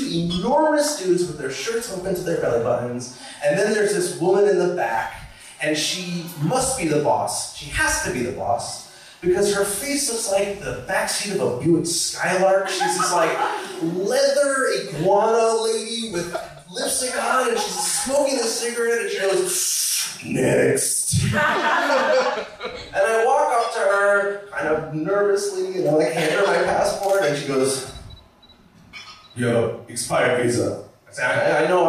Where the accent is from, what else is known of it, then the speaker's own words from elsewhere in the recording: New York, United States; moved away; I was born in New York, but I moved to like the suburbs